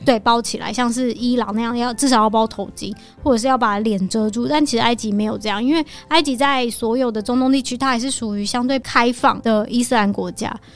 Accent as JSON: {"language": "Chinese", "country": "Taiwan", "said": "我们台湾人"}